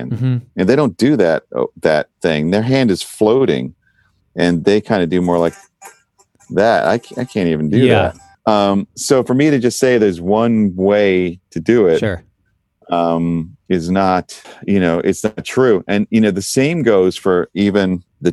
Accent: New York, United States; I grew up in New York

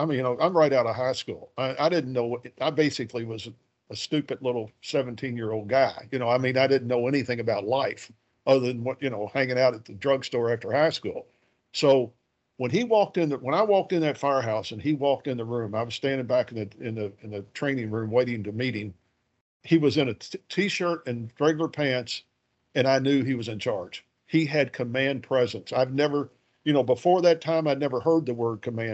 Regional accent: Louisville, Kentucky, United States; I'm from Louisville. I grew up on the west side of the city of Louisville

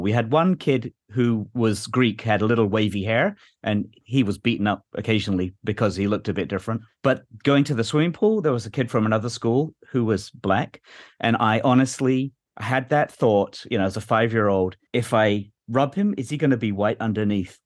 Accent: England, United Kingdom; moved away; growing up in England

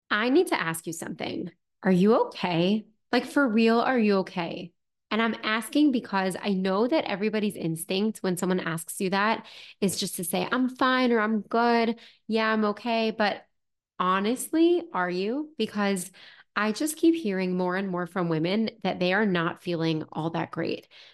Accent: United States; I'm from the United States

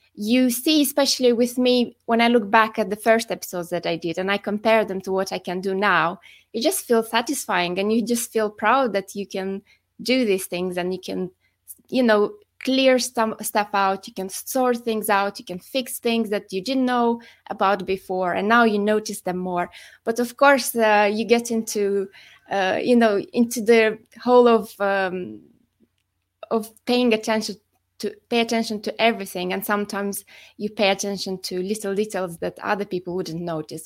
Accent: Moldova; moved away; I'm originally from the Republic of Moldova, but I've been living abroad for quite a few years

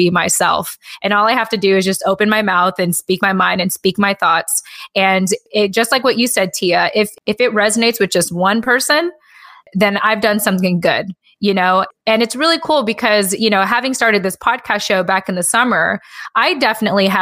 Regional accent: United States; a lot of our parents left the Philippines thanks to the military. And I was born as an American

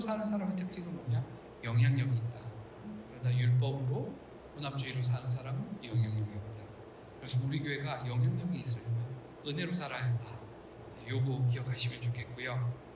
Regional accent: South Korea; 우리 한국인들

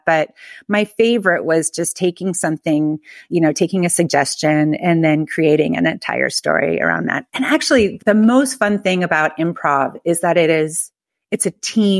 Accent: Palo Alto, California, United States; now in Philadelphia, United States; I'm from Northern California. I'm from Palo Alto, which more people know about Palo Alto now than they did when I was growing up. It was a pretty boring college town.

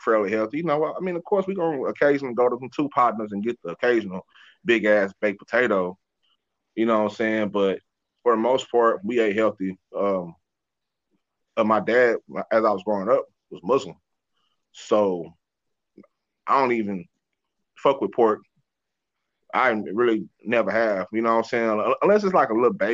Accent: Dallas, Texas, United States; also born or lived in Oklahoma; growing up in South Dallas

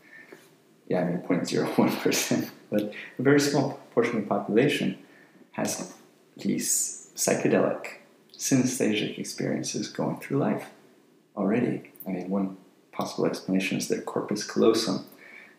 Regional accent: San Diego, California, United States; also born or lived in Berkeley, California / London; I grew up in San Diego, Solana Beach, California

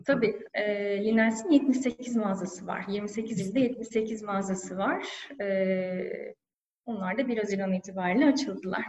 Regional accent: Antalya, Turkey; moved away as an adult; also born or lived in İzmir; now in Istanbul, Turkey; ben Antalyalıyım, 36 yaşındayım.

